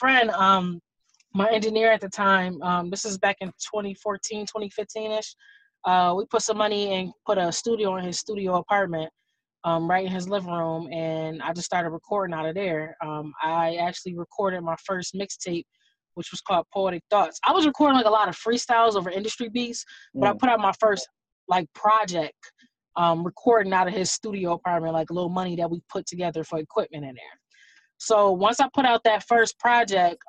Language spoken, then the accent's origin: English; Buffalo, New York, United States; also born or lived in Atlanta, Georgia; now in Niagara Falls, United States; I was born and raised in Buffalo, New York. I moved to Niagara Falls when I was like 14, 15 years old